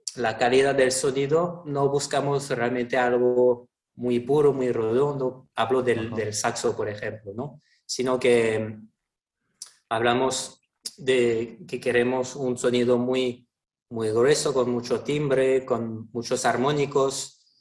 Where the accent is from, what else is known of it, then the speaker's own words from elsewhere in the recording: Toulon, Provence-Alpes-Côte d'Azur, France; Spanish is a second language; moved away; vengo de Francia, del sur de Francia, un, un, pueblo que se llama Toulon, que está entre Niza y Marsella